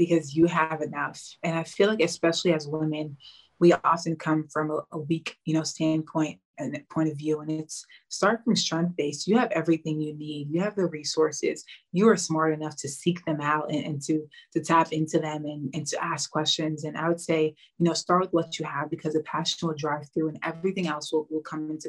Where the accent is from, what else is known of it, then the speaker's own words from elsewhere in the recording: New York City, New York, United States; moved away as an adult; now in Spain; growing up in New York City, a huge melting pot